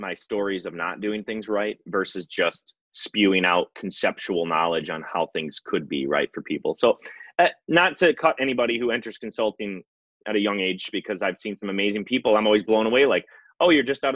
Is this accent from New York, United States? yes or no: no; Wisconsin, United States; Born and raised in Wisconsin. I actually grew up on a dairy farm